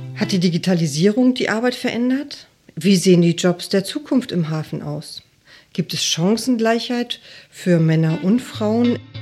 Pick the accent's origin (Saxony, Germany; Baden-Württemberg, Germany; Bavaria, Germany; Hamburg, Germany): Hamburg, Germany; Ich bin aus Hamburg